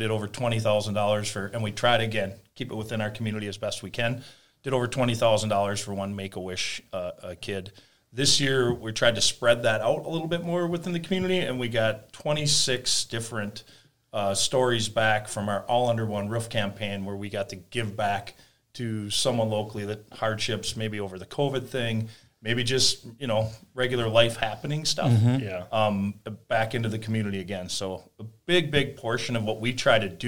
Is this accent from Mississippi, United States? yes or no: no; Delano, Minnesota, United States; I actually grew up in Delano.